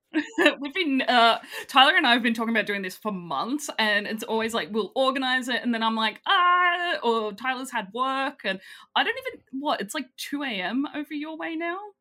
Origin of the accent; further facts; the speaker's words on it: Australia; I'm Australian